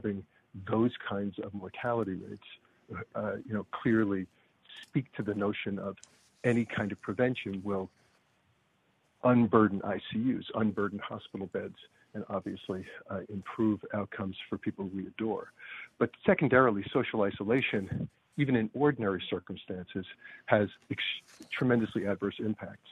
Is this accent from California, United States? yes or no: no; Long Island, New York, United States; also born or lived in Brooklyn, New York; I grew up on Long Island, which people don't usually admit